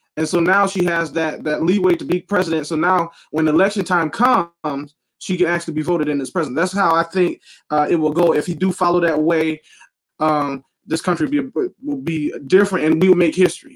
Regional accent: Detroit, Michigan, United States; I'm from Detroit

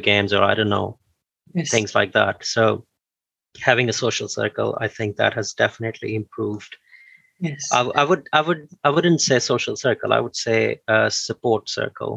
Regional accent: Pakistan; moved away as an adult; now in Bristol, United Kingdom; in my country, in Pakistan, I'm from Pakistan

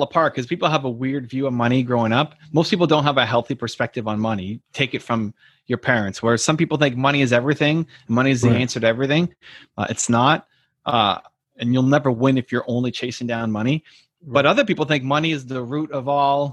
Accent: Toronto, Ontario, Canada; I'm from Toronto, Canada, and in 92-93, the Blue Jays, my hometown team, won the World Series of baseball

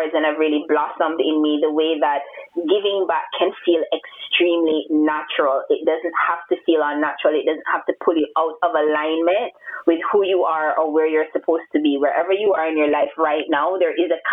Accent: Jamaica; moved away as an adult; also born or lived in Toronto, Canada; being a Jamaican away from home, because I went to university in Toronto

